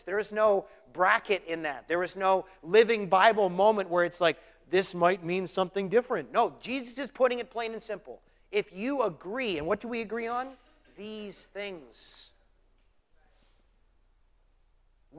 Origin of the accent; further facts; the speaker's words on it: Canada; moved away; I'm Canadian